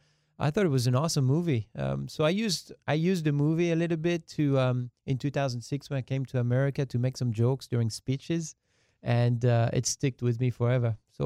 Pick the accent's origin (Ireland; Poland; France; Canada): France; first language French; English is a second language; moved away; My hometown only holds 6,000 people.